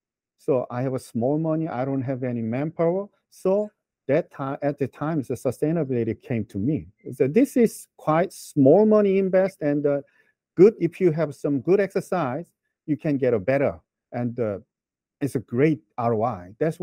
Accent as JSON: {"language": "English", "country": "South Korea", "tie": "born or raised there"}